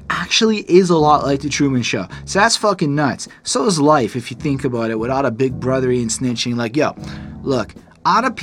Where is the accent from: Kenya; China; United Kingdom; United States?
United Kingdom; I'm British. Rap is my fetish.